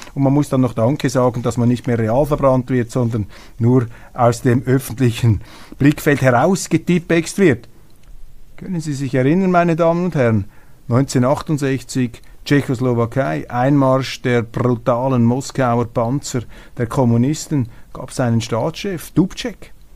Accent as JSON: {"language": "German", "country": "Switzerland", "said": "als Schweizer"}